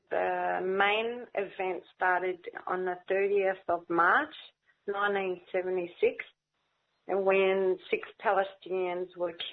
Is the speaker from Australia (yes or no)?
yes; Australia; also born or lived in Lebanon; I grew up all my life in Australia. I was born in Lebanon and then uh, we came here when I was very young we fled another war that happened in Lebanon, 1976.